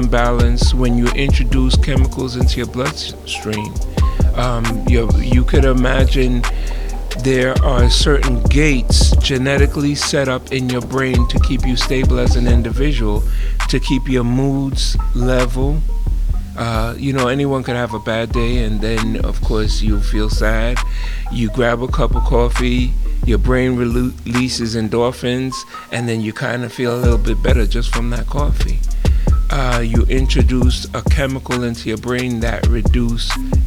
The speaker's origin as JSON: {"language": "English", "town": "New York City", "region": "New York", "country": "United States", "tie": "born or raised there", "said": "I grew up in the Bronx, New York"}